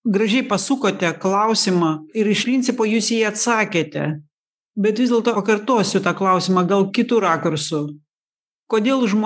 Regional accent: Lithuania; mes lietuviai

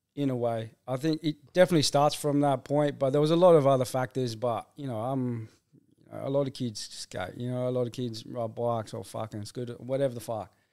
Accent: Rockingham, Western Australia, Australia; I'm from Rockingham.

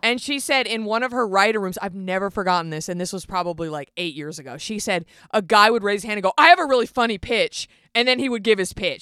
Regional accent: Garland, Texas, United States; moved away; I grew up in Garland, Texas

